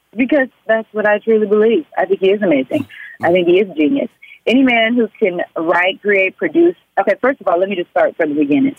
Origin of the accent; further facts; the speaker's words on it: Oklahoma City, Oklahoma, United States; moved away as an adult; also born or lived in Atlanta, Georgia; now in Los Angeles, United States; I'm from Oklahoma